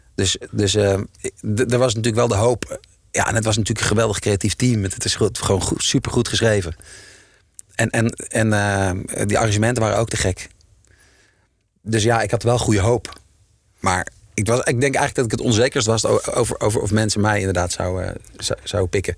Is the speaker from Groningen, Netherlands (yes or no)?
no; Utrecht, Netherlands; Ik kom uit Utrecht